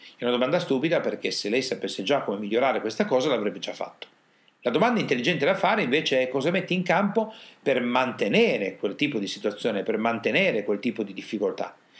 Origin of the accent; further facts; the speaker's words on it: Italy; Noi italiani